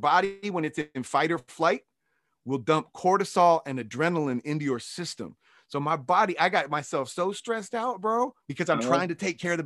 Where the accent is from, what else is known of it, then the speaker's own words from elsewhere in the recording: Kansas, United States; also born or lived in wine country, California; now in Los Angeles, United States; I'm from Kansas.